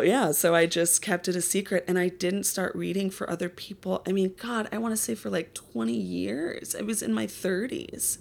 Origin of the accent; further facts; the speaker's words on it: Minneapolis, Minnesota, United States; now in Los Angeles, United States; I grew up in Minneapolis suburbs